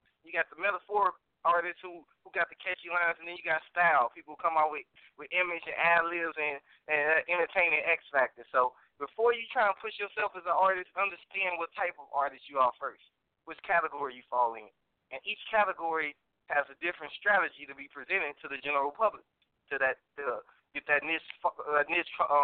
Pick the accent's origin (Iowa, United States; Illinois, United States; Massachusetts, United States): Illinois, United States; Chicago; moved away; also born or lived in Missouri City, Texas; you got my 708 number because, you know, I'm from the Chi originally.